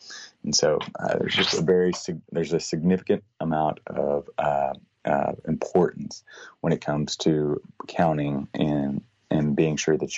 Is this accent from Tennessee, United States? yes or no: no; Texas, United States; as a Texan